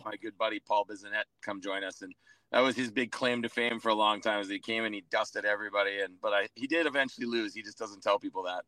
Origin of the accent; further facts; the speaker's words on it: Edmonton, Alberta, Canada; now in Calgary, Canada; I'm born and raised Edmonton guy